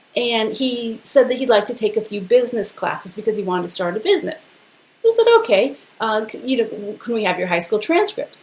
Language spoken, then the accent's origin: English; Los Angeles, California, United States; I was born and raised in East